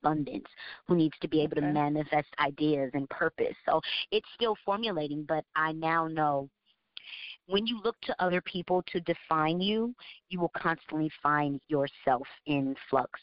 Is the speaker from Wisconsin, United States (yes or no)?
no; Georgia, United States; moved away as an adult; also born or lived in New York; now in Orlando, United States; I consider myself a Southerner. I was raised in Georgia. I wasn't born there, but I was raised in Georgia from the time I was a baby.